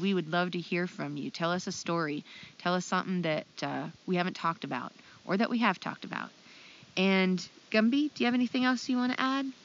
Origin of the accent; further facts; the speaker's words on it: Ohio, United States; I'm from Ohio.